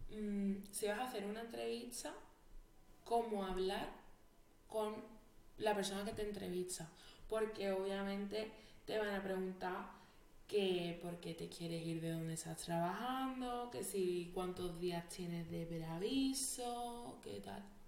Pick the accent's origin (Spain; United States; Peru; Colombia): Spain; Jerez de la Frontera, Andalusia; moved away as an adult; also born or lived in Madrid; Jerez es donde yo he crecido, donde he vivido y a mí me duele mi pueblo